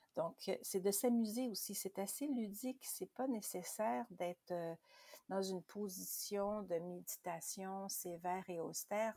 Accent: Quebec, Canada; chez nous au Québec

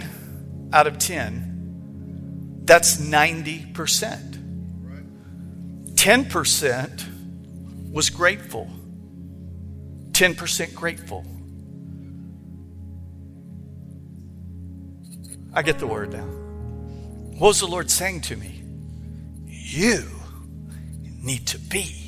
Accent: Texas, United States; moved away; I'm from Texas

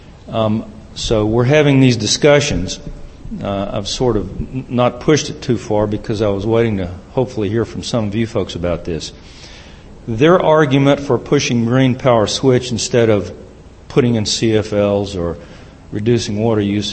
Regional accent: Knoxville, Tennessee, United States; my hometown, the city of Knoxville

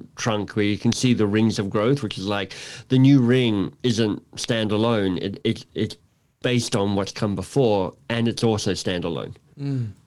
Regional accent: Canberra, Australian Capital Territory, Australia; also born or lived in Melbourne, Australia / Toronto, Canada; now in Canada; visiting my parents in Canberra where I grew up.

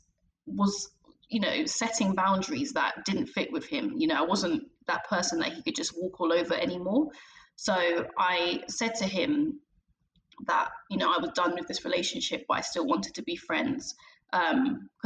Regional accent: London, United Kingdom; I'm from London in England

